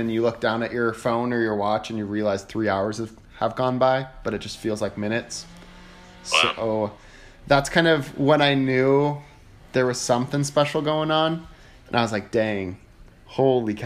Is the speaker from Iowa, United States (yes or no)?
yes; Iowa, United States; I'm from Iowa.